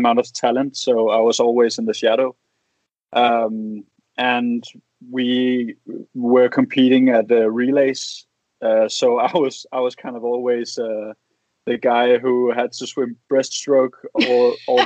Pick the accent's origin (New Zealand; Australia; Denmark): Denmark; Copenhagen, Capital Region of Denmark; moved away as an adult; now in Odense, Denmark; I'm from Copenhagen.